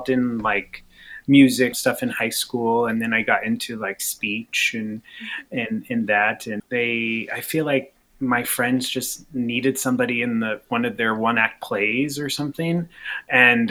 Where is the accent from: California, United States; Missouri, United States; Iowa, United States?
Iowa, United States; Southeast; moved away; also born or lived in Brownville / Chicago; I'm from Southeast Iowa